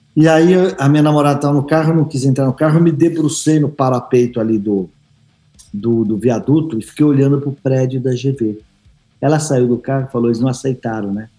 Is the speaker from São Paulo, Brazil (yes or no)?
yes; São Paulo, Brazil; num bar que meu pai tinha lá no, no Ipiranga, onde eu nasci